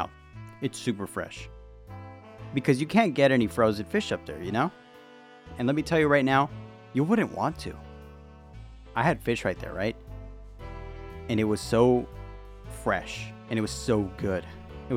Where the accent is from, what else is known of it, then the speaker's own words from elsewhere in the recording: United States; I'm an American